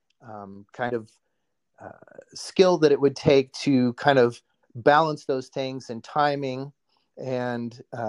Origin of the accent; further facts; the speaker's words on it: Oskaloosa, Iowa, United States; That's in Iowa. I came from Oskaloosa